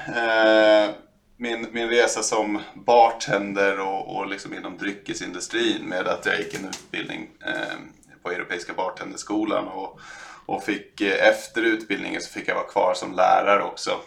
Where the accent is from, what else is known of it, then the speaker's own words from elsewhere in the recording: Stockholm, Stockholm County, Sweden; i norra Sköndal där jag är ifrån